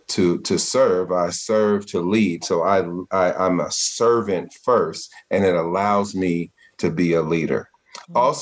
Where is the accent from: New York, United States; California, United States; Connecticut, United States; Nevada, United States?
California, United States; Richmond; I came from Richmond, California, it's in an impoverished, underserved area in the Bay Area